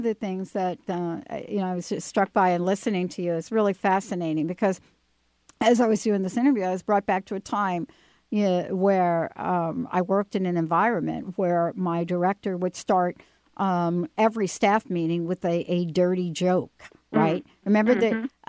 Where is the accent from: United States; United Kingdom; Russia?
United States; New York; I'm from New York.